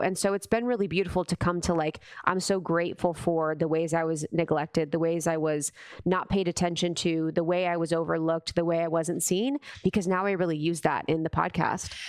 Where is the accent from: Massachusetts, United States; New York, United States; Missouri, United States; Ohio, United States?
Ohio, United States; I grew up in Ohio